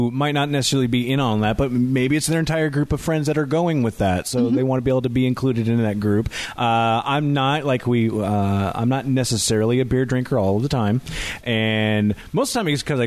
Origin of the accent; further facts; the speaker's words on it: University Place, Washington, United States; I grew up in University Place